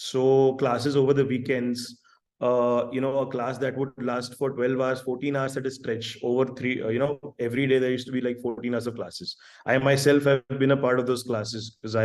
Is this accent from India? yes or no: yes; Ahmedabad, Gujarat, India; moved away as an adult; now in Hyderabad, India; I've born and brought up in Ahmedabad and been there for almost 25 years of my life